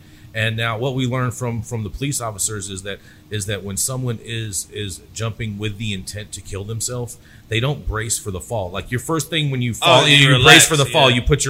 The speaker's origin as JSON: {"language": "English", "town": "Pittsburg", "region": "California", "country": "United States", "tie": "born or raised there", "lives_now": "West Hollywood, United States", "said": "Grew up in Pittsburgh, California, a little town just east of Oakland, probably about 20, 30 minutes east of Oakland."}